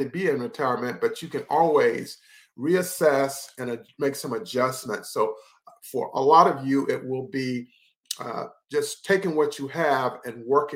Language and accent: English; Henderson, North Carolina, United States; I worked for Foxpond in Henderson, North Carolina. We helped set up that recreation facility in my hometown